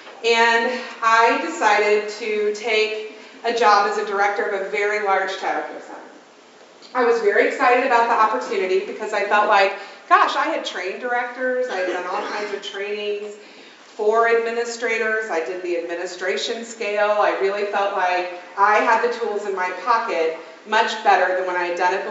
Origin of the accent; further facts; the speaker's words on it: Evansville, Indiana, United States; I'm from Evansville, Indiana.